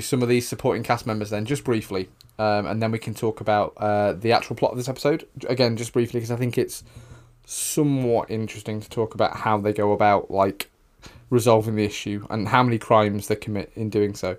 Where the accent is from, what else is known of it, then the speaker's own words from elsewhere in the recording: the north of England, United Kingdom; two white guys from the north of England